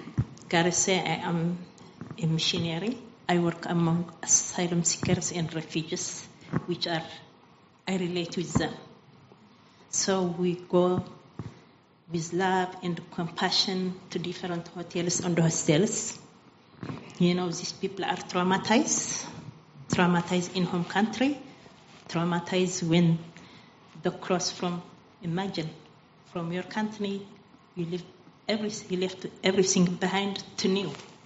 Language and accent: English; Eritrea; moved away; I came from Eritrea.